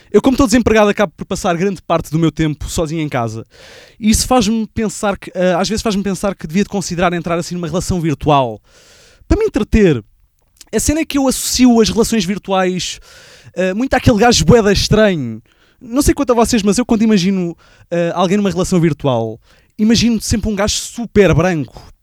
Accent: Barreiro, Setúbal, Portugal; A, a cena é que eu sou do Barreiro e como o meu carro é gasolina

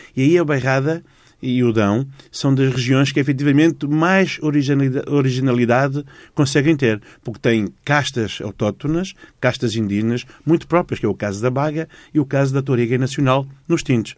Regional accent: Dondo, Cuanza Norte, Angola; os alemães instalaram a fábrica da ECA no centro de Angola, hum. de onde eu sou originário

